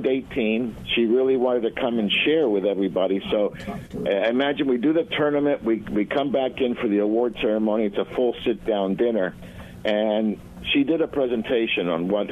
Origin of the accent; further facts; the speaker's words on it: Argentina; moved away; I was born in Argentina, so I'm Latin.